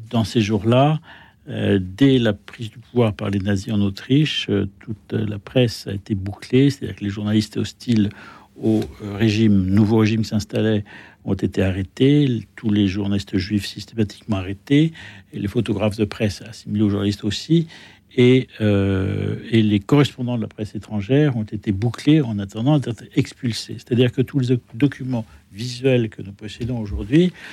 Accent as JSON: {"language": "French", "country": "France", "said": "je suis français"}